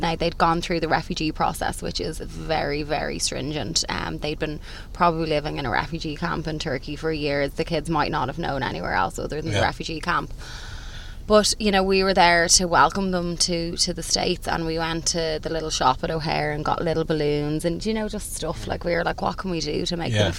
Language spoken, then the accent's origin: English; Ireland